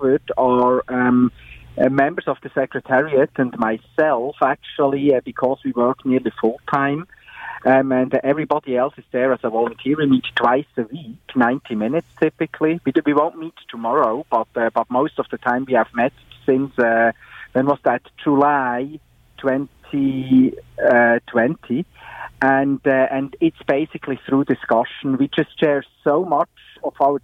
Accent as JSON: {"language": "English", "country": "Switzerland", "tie": "born or raised there", "said": "I grew up in Switzerland"}